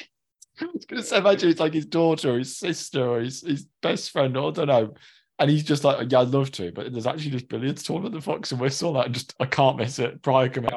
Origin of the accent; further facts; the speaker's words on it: Birmingham, West Midlands, United Kingdom; accent: Brummie; I become more Brummy when I'm with them